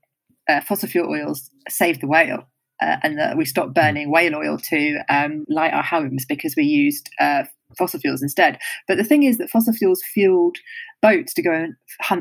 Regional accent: United Kingdom; as a Brit

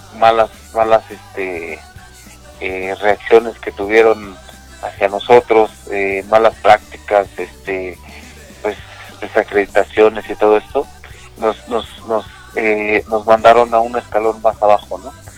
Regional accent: Mexico City, Mexico; de la Ciudad de México, nosotros somos de la Ciudad de México

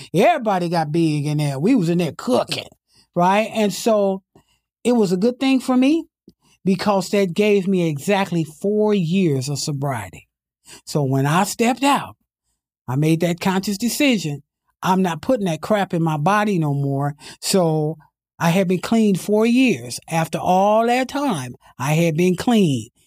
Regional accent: Imperial Valley, California, United States; also born or lived in San Diego; I came from the Imperial Valley, that's where I was born and raised

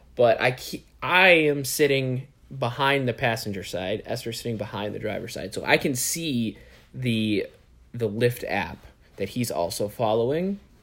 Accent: New York, United States; you really felt like proud to be a New York resident

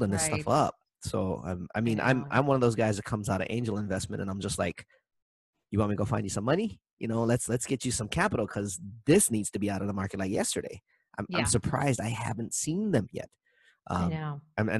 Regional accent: Maui, Hawaii, United States; I'm from Maui

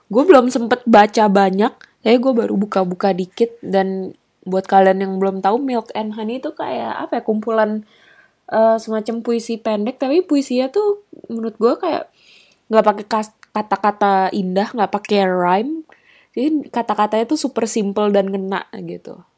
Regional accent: Indonesia; yang gue kenal dengan baik medannya apa negara asal gue Indonesia gitu

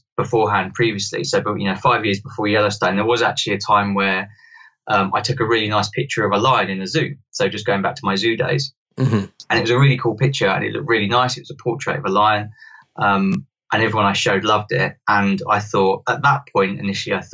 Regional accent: London, United Kingdom; I grew up in London

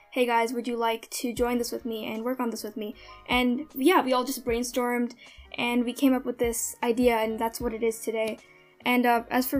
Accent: New Jersey, United States; I'm 16 years old, and I'm from New Jersey

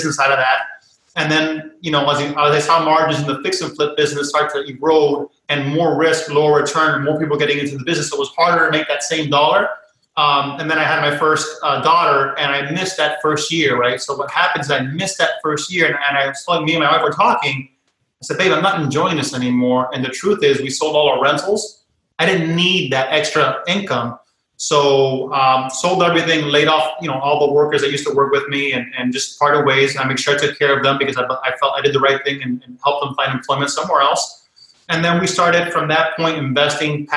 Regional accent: Miami, Florida, United States; also born or lived in Connecticut; born and raised in Miami

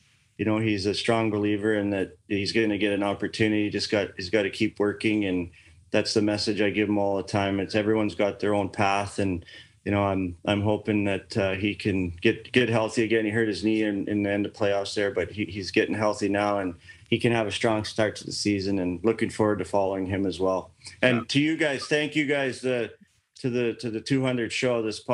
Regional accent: Edmonton, Alberta, Canada; I grew up in Crawford Plains

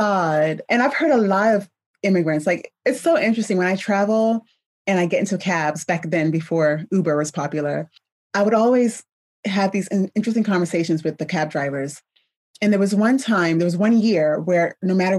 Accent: United States; being born here

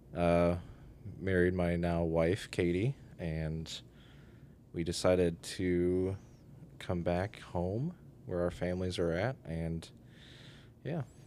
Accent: Oregon, Ohio, United States; I grew up in Oregon, Ohio. Born and raised

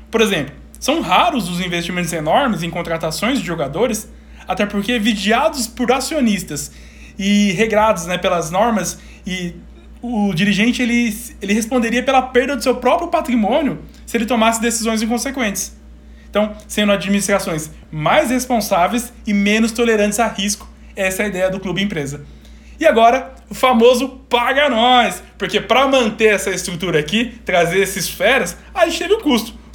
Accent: São Paulo, Brazil; Eu sou do interior de São Paulo. Eu fui uma única vez no estádio do Corinthians.

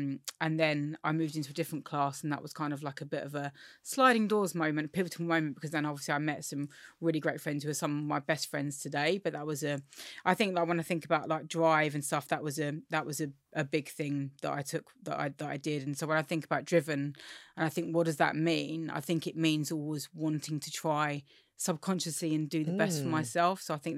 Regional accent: Forest Hill, London, United Kingdom; So I grew up in Forest Hill, Southeast London, which is quite gentrified now, actually. But when I grew up, it really wasn't. I grew up in a working class family.

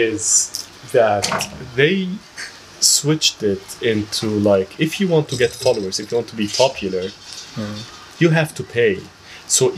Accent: Egypt; I'm from Egypt

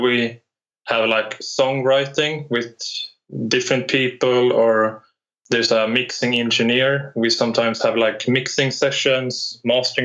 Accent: Norrland, Sweden; also born or lived in Piteå; I'm from Sweden in the northern part. I live in Piteå right now

